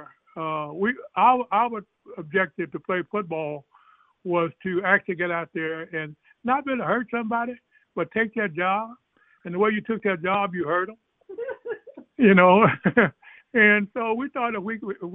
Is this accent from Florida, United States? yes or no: no; East Texas, United States; I was brought up in East Texas in the church